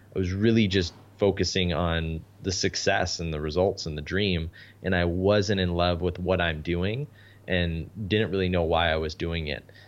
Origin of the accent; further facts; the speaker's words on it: Canada; I'm Canadian